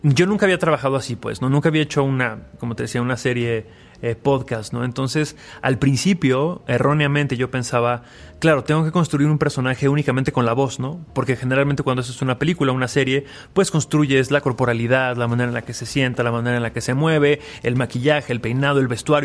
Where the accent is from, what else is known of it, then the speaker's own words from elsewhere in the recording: Aguascalientes, Mexico; moved away; yo soy de Aguascalientes, vengo de una familia de doctores